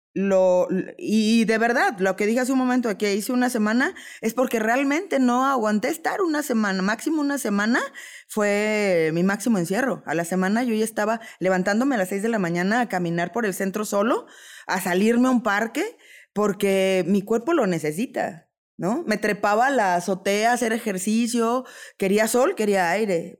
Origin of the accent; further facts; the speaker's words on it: Mexico; como buena mexicana me adapto